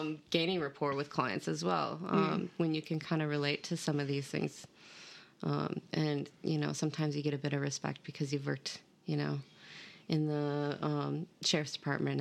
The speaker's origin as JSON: {"language": "English", "town": "Duluth", "region": "Minnesota", "country": "United States", "tie": "born or raised there", "moved": "as an adult", "lives_now": "Brisbane, Australia", "said": "I'm from Minnesota, northern Minnesota, Duluth, right on the biggest lake in the world"}